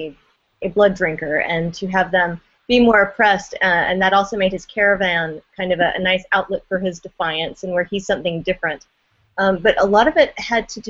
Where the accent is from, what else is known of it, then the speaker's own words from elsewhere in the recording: Deep South, United States; moved away; But I grew up in the Deep South